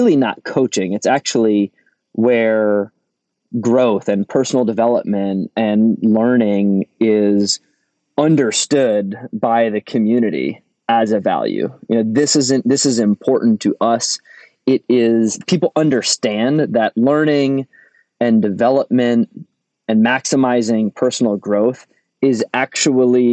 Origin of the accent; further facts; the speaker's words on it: Rhode Island, United States; accent: Rhode Island (similar to Boston accent); I come from Rhode Island, and Rhode Island in New England is associated with an accent that is similar to what most people recognize as a Boston accent